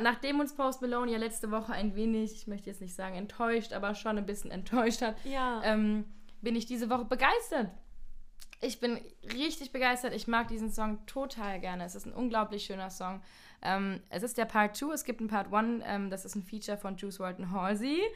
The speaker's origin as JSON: {"language": "German", "town": "Landau", "region": "Rhineland-Palatinate", "country": "Germany", "tie": "born or raised there", "said": "Ich komme aus Landau"}